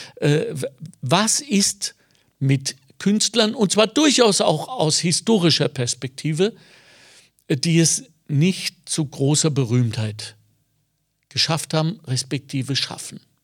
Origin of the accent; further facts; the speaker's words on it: Ruhr area, North Rhine-Westphalia, Germany; now in Lower Austria, Austria; ich bin so aufgewachsen, ich komme aus dem Ruhrgebiet